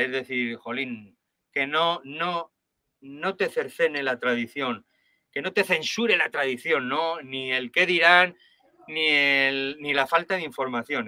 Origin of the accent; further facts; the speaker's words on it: Logroño, La Rioja, Spain; yo soy de Logroño y, yo estoy en, el Bajo Aragón tocando como un maño más